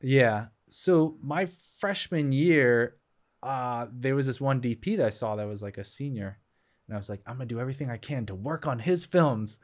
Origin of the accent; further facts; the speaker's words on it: Boston, Massachusetts, United States; moved away; I grew up in Boston area